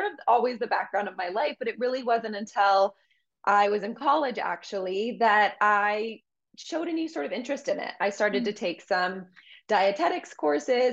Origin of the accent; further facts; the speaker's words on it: Colorado, United States; moved away; I'm from Colorado originally. So I moved back home.